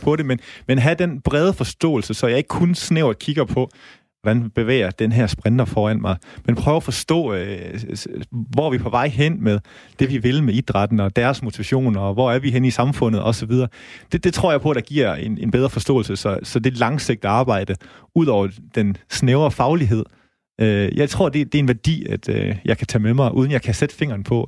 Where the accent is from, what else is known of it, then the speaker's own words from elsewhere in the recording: Holstebro, Central Denmark Region, Denmark; now in Aarhus, Denmark; jeg kommer selv fra Holstebro